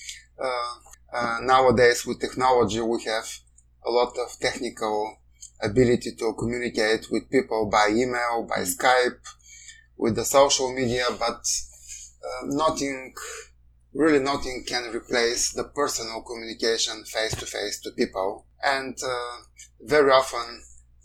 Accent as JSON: {"language": "English", "country": "Bulgaria", "moved": "as an adult", "lives_now": "Canada", "said": "my home country has very serious challenges in the rule of law, even as a member of the European Union and NATO."}